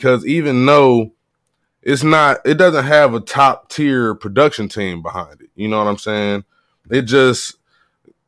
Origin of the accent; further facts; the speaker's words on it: Cleveland, Ohio, United States; I'm a Clevelander. Mm-hmm. Always been from Ohio